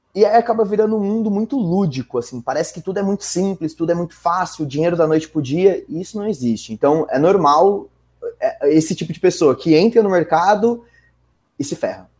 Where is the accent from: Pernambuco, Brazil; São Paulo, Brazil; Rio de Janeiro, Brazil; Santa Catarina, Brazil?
São Paulo, Brazil; São Bernardo do Campo; moved away as an adult; now in São Paulo, Brazil; eu sou de São Bernardo, nascido e crescido em São Bernardo a vida inteira. Dá para perceber pelo R